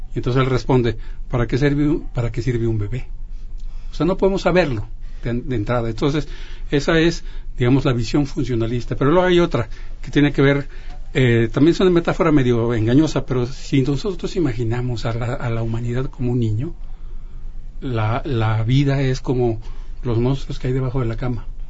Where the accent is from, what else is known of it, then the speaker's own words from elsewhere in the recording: Mexico; de todos nosotros, de todos como, mexicanos